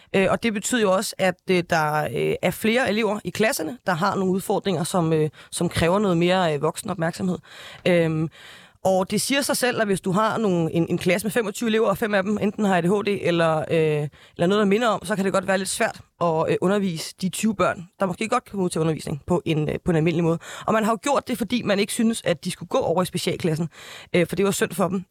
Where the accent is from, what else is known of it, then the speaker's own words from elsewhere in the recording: North Zealand, Capital Region of Denmark, Denmark; jeg er fra Nordsjælland, and I'm proud.